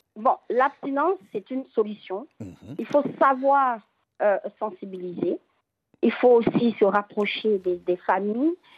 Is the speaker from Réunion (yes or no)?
no; Côte d’Ivoire; chez nous, en Côte d'Ivoire